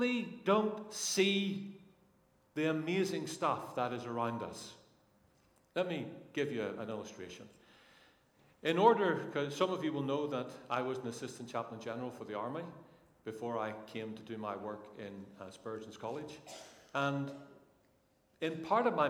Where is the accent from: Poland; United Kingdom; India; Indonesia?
United Kingdom; Northern Ireland; now in England; I come from Northern Ireland